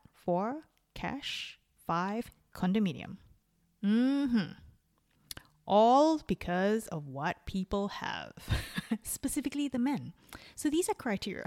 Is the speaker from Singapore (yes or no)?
yes; Singapore; moved away; also born or lived in Melbourne, Australia / Dunedin, New Zealand; I'm Singaporean